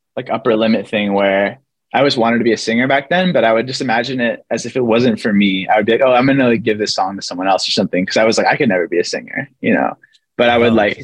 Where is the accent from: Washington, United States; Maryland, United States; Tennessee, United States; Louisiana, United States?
Washington, United States; Kent; moved away as an adult; also born or lived in Arizona; now in Los Angeles, United States; I was born and raised in a place called Kent, Washington.